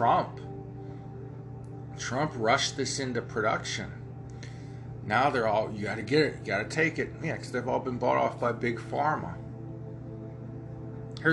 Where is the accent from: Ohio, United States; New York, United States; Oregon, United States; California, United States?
Ohio, United States; accent: Ohio hillbilly; I have my Ohio hillbilly accent